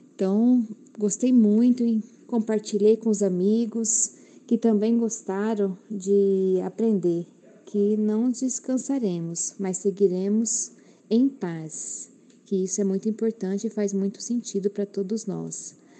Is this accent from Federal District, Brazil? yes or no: no; Rondonópolis, Mato Grosso, Brazil; sou de Rondonópolis, Mato Grosso